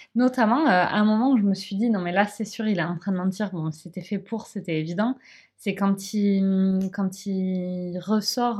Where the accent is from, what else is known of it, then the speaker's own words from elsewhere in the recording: France; on est français